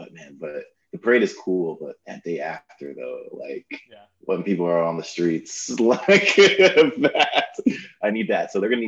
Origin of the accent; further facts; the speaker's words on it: Toronto, Ontario, Canada; I'm from Toronto.